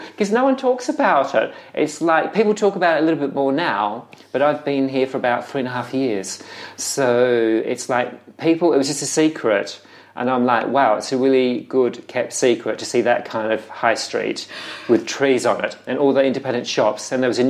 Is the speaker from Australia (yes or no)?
yes; Adelaide, South Australia, Australia; moved away as an adult; now in London, United Kingdom; I grew up in Australia. So I grew up in Adelaide, which was founded by the gentry of London. Grew up speaking proper English.